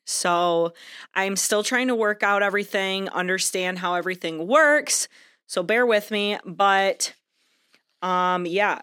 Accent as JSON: {"language": "English", "region": "Michigan", "country": "United States", "said": "I am from Michigan"}